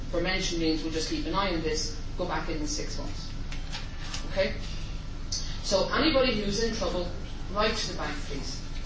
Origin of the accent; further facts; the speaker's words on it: Carlow, Leinster, Ireland; I'm actually from Carlow